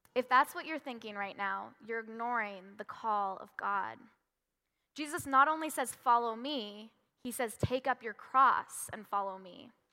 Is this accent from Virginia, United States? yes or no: no; Washington, United States; moved away; also born or lived in California; When I was five, I moved from California to Washington